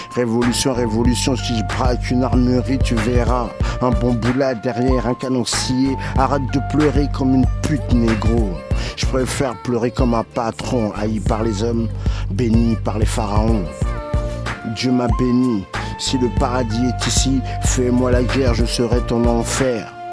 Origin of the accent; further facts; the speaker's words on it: Paris, Île-de-France, France; Je suis de Paris, moi. Je suis de Paris, mais j'étais parti en banlieue